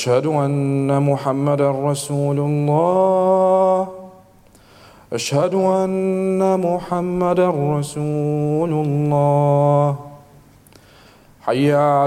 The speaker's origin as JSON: {"language": "English", "country": "Syria", "tie": "born or raised there", "moved": "yes", "said": "when I was growing up in Syria"}